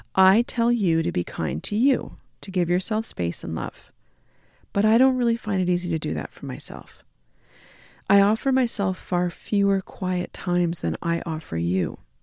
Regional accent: Canada; being Canadian settler folks

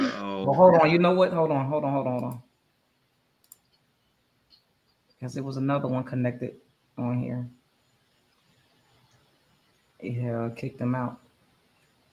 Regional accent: Pennsylvania, United States; I'm from PA

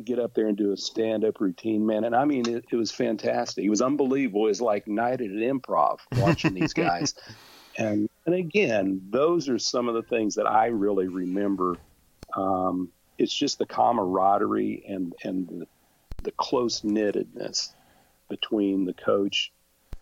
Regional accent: Independence, Kansas, United States; my hometown of Independence

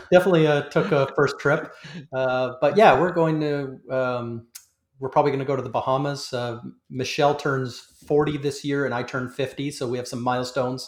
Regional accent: Canada; I'm a Canadian

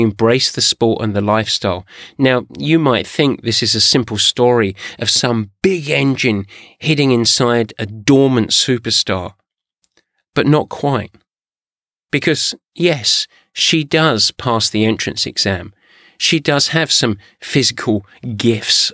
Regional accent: England, United Kingdom; I'm English

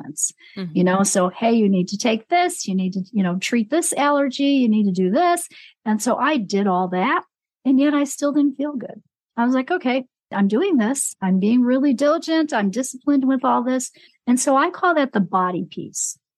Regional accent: Chicago, Illinois, United States; now in New Mexico, United States; I'm in New Mexico. Yeah, I was born and raised in Chicago

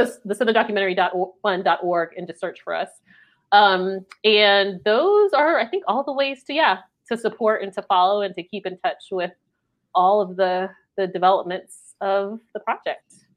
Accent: Maryland, United States; now in North Carolina, United States; although I'm from Maryland, but I do live in North Carolina

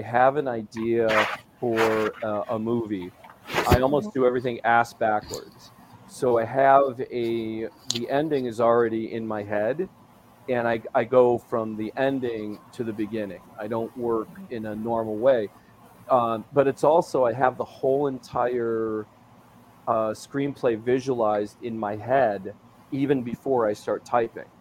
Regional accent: Waupaca, Wisconsin, United States; the biggest city to Plainfield is my hometown, which is Waupaca.

